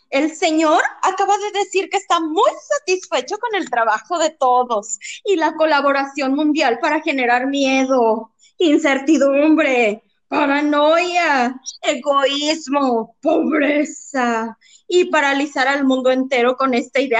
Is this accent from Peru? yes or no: no; Mexico; Ay, como los mexicanos no hay dos, para bien y para mal.